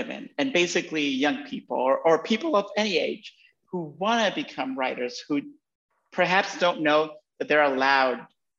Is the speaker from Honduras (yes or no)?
yes; Honduras; moved away; also born or lived in New York, United States; I'm currently in my home country, in Honduras. I hadn't been here in over a decade, and I left New York and I relocated here for a while.